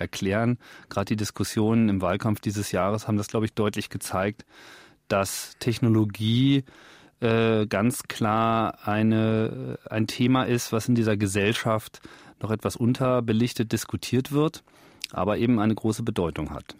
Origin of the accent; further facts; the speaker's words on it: Hanover, Lower Saxony, Germany; in meinem Heimatort Hannover